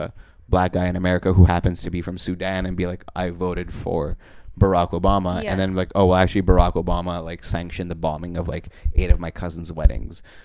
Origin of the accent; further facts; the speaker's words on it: Montreal, Quebec, Canada; also born or lived in Russia; I'm also from Montreal, but I was born in Russia